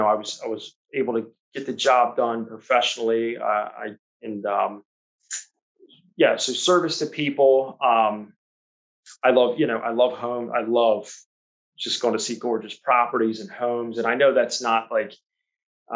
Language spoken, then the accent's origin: English; Annapolis, Maryland, United States; I grew up here in Annapolis